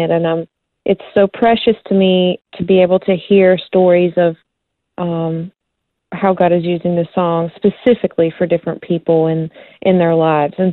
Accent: South Carolina, United States; Yeah, we we had one flashing traffic light and a volunteer fire station, and um, it's you know just a really small community, and I would say pretty conservative. And so I I grew up uh

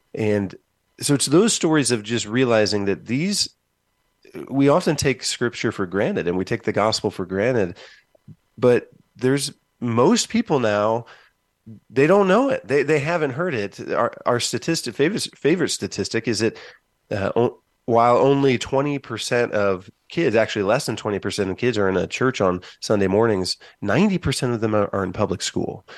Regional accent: Van Wert, Ohio, United States; born or raised there; moved away as an adult; now in Columbus, United States

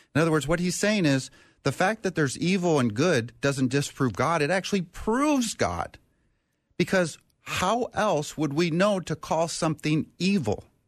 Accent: Minnesota, United States; in my home state, in the state of Minnesota where we are

